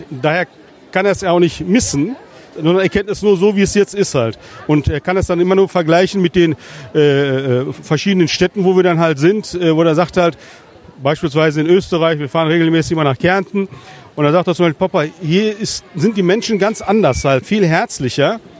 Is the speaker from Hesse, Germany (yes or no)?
no; Herne, North Rhine-Westphalia, Germany; mich, äh, also meine Heimat, Geburtsort. Äh, ich habe hier viele Wurzeln, halt, meine ganze Familie. Wir sind hier gesamt äh, alle zusammen hier aufgewachsen.